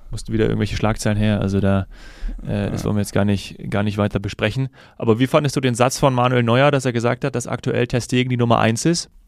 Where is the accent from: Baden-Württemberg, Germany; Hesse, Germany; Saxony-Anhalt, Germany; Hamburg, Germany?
Hesse, Germany; born there; ich hätte es natürlich, auch als gebürtiger Hesse, und äh, mein Herz schlägt ja dann doch des Öfteren für die Eintracht